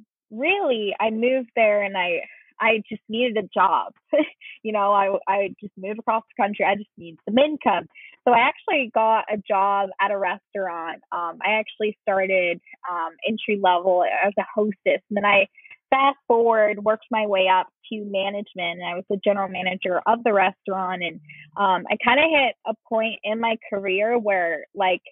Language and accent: English; Leominster, Massachusetts, United States; moved away as an adult; also born or lived in Seattle, Washington; I actually grew up in Central Massachusetts, which is Leominster.